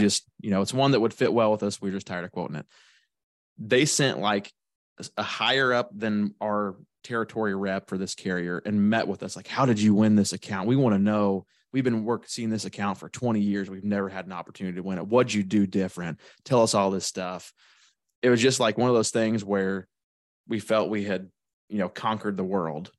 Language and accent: English; Shelbyville, Illinois, United States; I'm from Shelbyville, Illinois